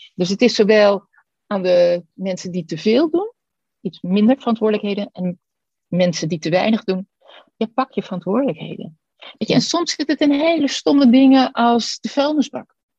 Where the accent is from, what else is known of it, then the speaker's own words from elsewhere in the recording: Netherlands; ons als Nederlanders